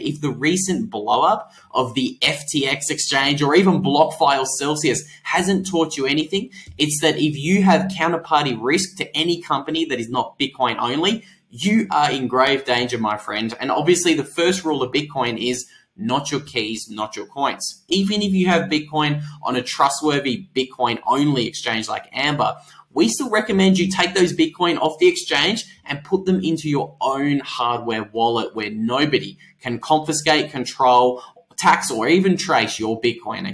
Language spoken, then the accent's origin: English; Australia; I'm Australian